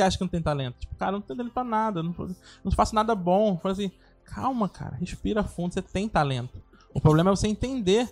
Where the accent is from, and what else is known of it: Rio de Janeiro, Brazil; born or raised there